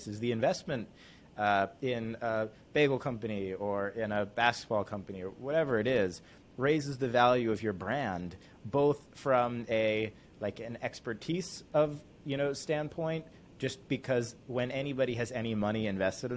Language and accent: English; Connecticut, United States; my hometown of Connecticut